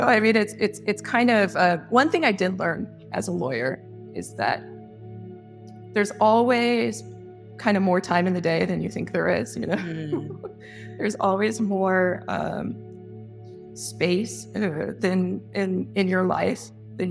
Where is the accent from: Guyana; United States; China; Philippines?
United States; San Diego, California; moved away; also born or lived in Chicago / Atlanta; I'm originally from San Diego